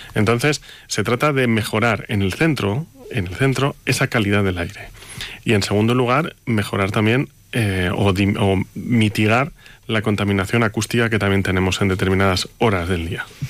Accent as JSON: {"language": "Spanish", "town": "Monzón de Campos", "region": "Castile and León", "country": "Spain", "tie": "born or raised there", "moved": "yes", "said": "yo soy de Monzón"}